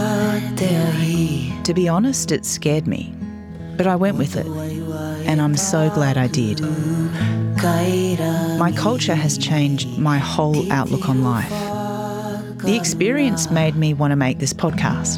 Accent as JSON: {"language": "English", "town": "Melbourne", "region": "Victoria", "country": "Australia", "tie": "born or raised there", "said": "I was born and live on Wurundjeri land in Naam, Melbourne, Australia."}